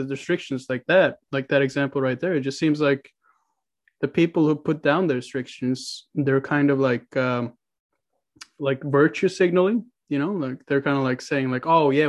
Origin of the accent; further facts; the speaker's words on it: Oslo, Norway; also born or lived in Mankato, Minnesota; now in Lillehammer, Norway; I'm from Oslo, which is the capital.